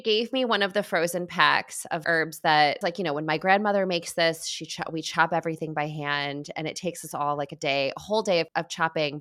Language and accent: English; Midwest, United States; growing up in the Midwest